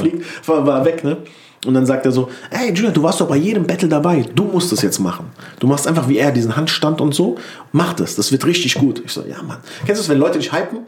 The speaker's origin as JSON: {"language": "German", "town": "Wiesbaden", "region": "Hesse", "country": "Germany", "said": "ich komme aus Mainz-Kostheim, aber ich sage mal Wiesbaden"}